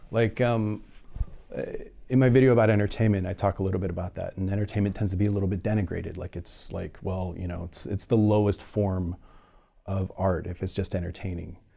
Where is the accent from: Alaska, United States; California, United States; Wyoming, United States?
California, United States; No, I'm from, like I'm from the Bay Area.